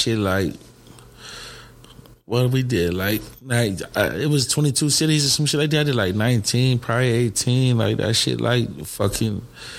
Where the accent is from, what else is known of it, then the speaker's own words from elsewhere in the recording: Hartford, Connecticut, United States; I'm from Hartford, Connecticut. I'm from the North End. I grew up in the Ville.